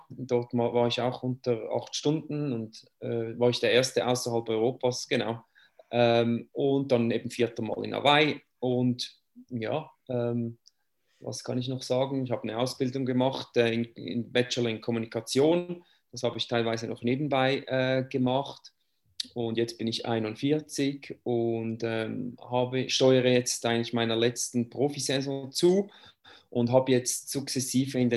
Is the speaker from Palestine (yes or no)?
no; Switzerland; Ja, den Namen sage ich jetzt nicht mehr … Ich komme aus der Schweiz. Äh, das muss ich wohl nicht erklären, das hört man ja ähm, ein bisschen.